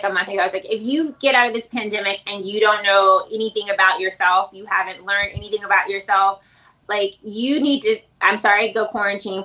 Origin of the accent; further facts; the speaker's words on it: Chattanooga, Tennessee, United States; moved away; I'm from Tennessee